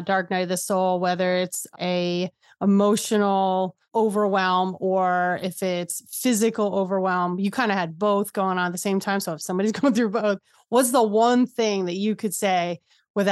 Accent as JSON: {"language": "English", "region": "New Jersey", "country": "United States", "said": "I'm just from Jersey"}